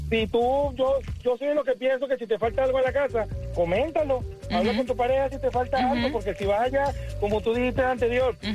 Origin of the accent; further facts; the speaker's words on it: Venezuela; now in Miami, United States; en mi país, en Venezuela